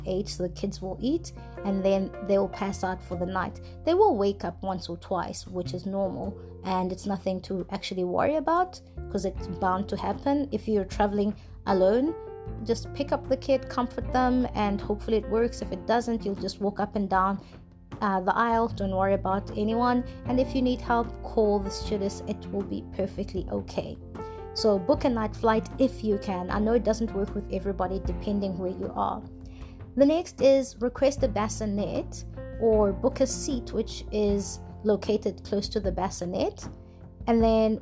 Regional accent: an hour's drive from Durban, KwaZulu-Natal, South Africa; moved away as an adult; now in Norway; Durban is an hour's drive to my hometown

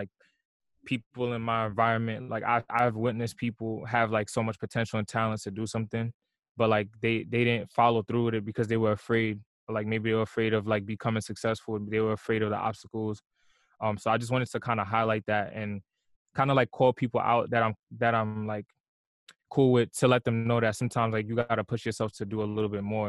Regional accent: New York, United States; also born or lived in Long Island, New York; I'm from New York. I grew up in Brooklyn. I was born and raised in Brooklyn for half of my life. And then I moved to Long Island like right before high school

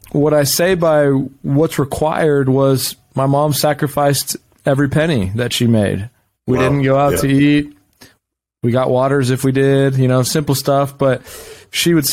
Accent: Round Rock, Texas, United States; also born or lived in Cleveland, Ohio; I was born in Cleveland, but I moved here when I was 2 years old to Round Rock, Texas.

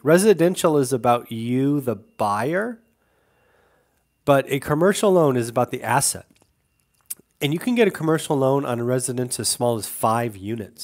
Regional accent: California, United States; moved away; I'm from California

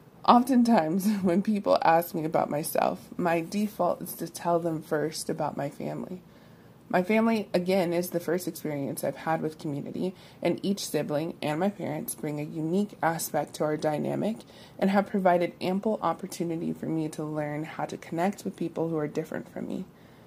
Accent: Columbus, Ohio, United States; also born or lived in Michigan / California / Texas; I'm from Columbus, Ohio, but I've lived in several states, including Michigan, California, and most recently, Texas.

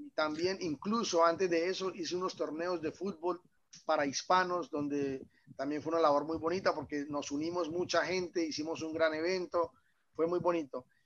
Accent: Villa del Rosario, Norte de Santander, Colombia; moved away as an adult; also born or lived in Cúcuta, Colombia; now in Belgium; este pequeño pueblo que fue donde yo nací y fue donde, donde, donde hice todo esto

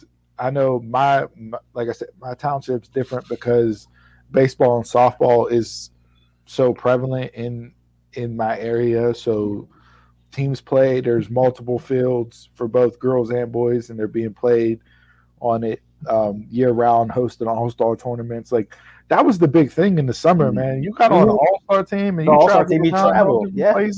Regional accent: Swissvale, Pennsylvania, United States; Growing up in Swissvale Memorial Park, you had three baseball fields. And you were down there from the time you were 4 years old until you were 18 years

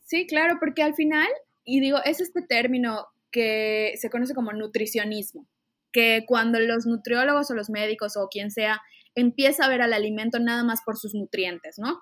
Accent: Mérida, Yucatán, Mexico; yo soy, antes que nada, yucateca, soy de Mérida

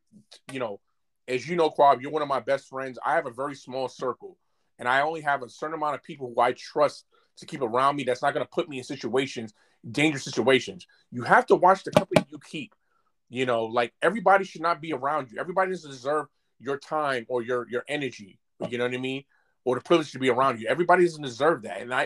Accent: New York City, New York, United States; I'm from Brooklyn, New York

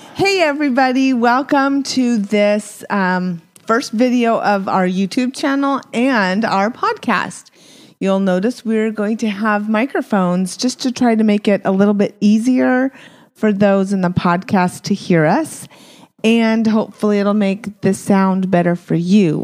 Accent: Apache Junction, Arizona, United States; also born or lived in Provo, Utah; I was born in Provo, Utah. Woo, woo. And we moved down to Arizona, so another bubble, Mormon bubble, right? Um, but we we ended up being in Apache Junction

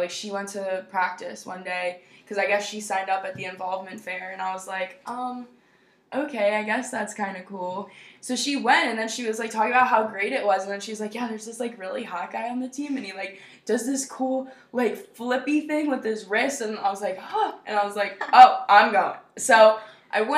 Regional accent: United States; I'm only, like, an hour from Philly, technically, like, my hometown is

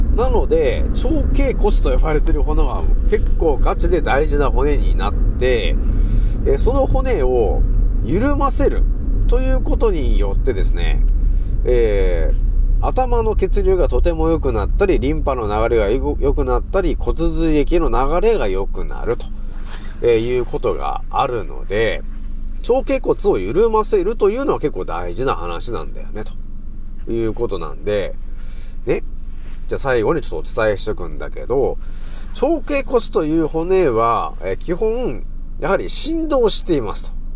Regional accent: Japan; moved away as an adult; now in Saitama, Japan; 私が住んでたところはもともとねそこはもちろんね雪国なんだよね

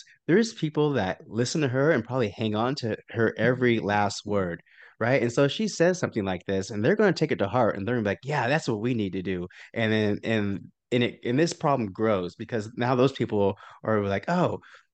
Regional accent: Oklahoma, United States; growing up in Oklahoma

